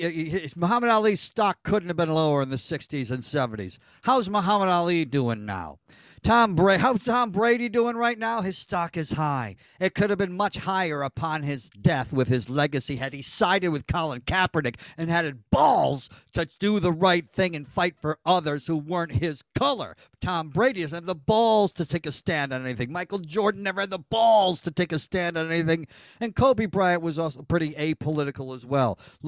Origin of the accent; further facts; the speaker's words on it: Ireland; It's a very European thing. I'm Irish.